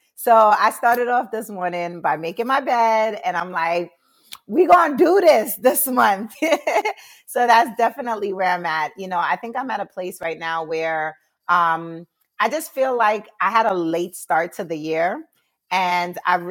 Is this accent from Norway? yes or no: no; Jamaica; I'm Jamaican, so tea is like my thing. It's in the household.